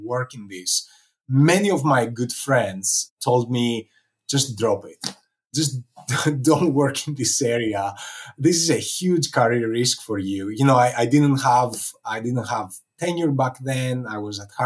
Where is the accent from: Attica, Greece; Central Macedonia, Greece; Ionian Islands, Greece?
Attica, Greece; Athens; moved away; growing up in Athens, Greece